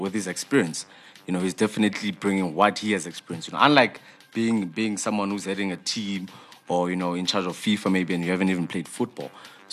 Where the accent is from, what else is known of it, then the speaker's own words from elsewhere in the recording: South Africa; as a South African